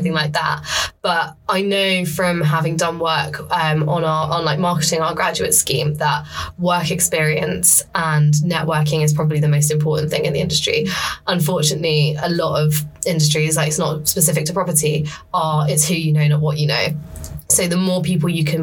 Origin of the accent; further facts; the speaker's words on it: Essex, East of England, United Kingdom; moved away as an adult; also born or lived in Sheffield; now in London, United Kingdom; I'm from Essex originally, so I'd kind of grown up having London on the doorstep